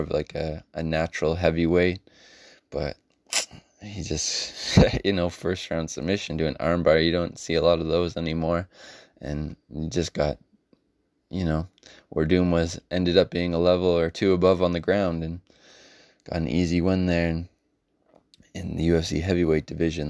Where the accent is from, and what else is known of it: Canada; born or raised there